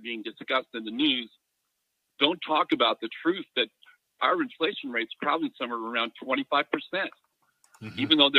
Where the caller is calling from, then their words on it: California, United States; Hey, Mike … from Southern California.